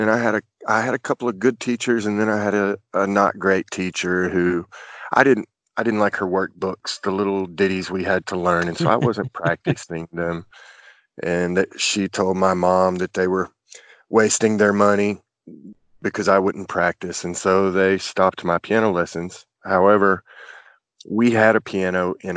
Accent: Chattanooga, Tennessee, United States; born or raised there; also born or lived in Port Arthur, Texas

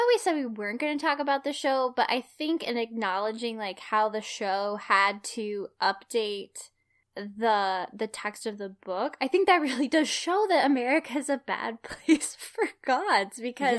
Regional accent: Appalachia, United States; I technically qualify for a minority scholarship because I am Appalachian white, which is a historically, economically disadvantaged, region.

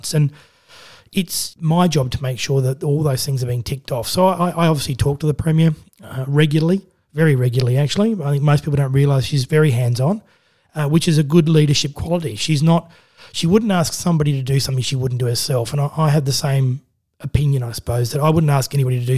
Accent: Adelaide, South Australia, Australia; now in Central Coast, Australia; I grew up in Adelaide

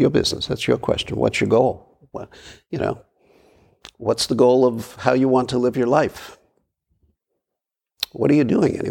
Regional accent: New York City, New York, United States; moved away as an adult; I was born and raised in Brooklyn

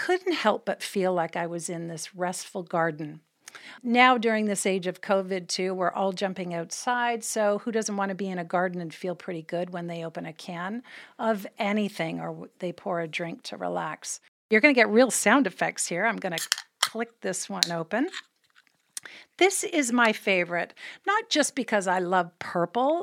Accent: Canada; as a Canadian born, tea time was kind of religious for us

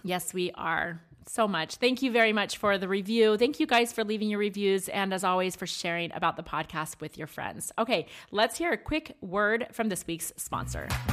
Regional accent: Maryland, United States; now in Arizona, United States; I grew up in Maryland

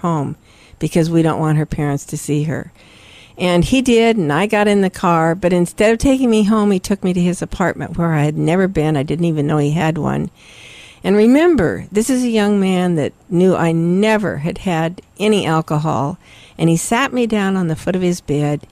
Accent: Salem, Oregon, United States; I was born and raised in Salem, Oregon

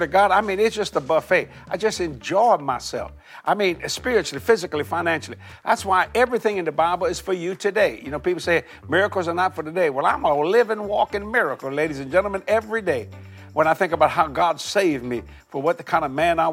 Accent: Cajun, Louisiana, United States; I'm a Cajun boy

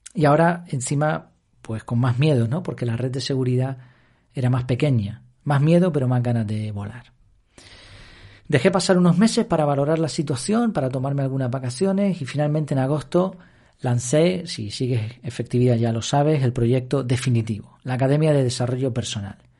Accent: Madrid, Community of Madrid, Spain; now in Gran Canaria, Spain; yo no soy canario 100%, nací en Madrid, pero me considero casi, casi ya canario

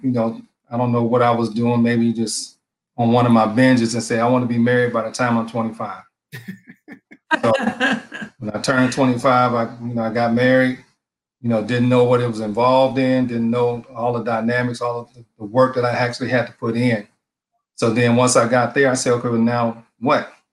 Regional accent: Detroit, Michigan, United States; now in Maryland, United States; I'm originally from Detroit, Michigan.

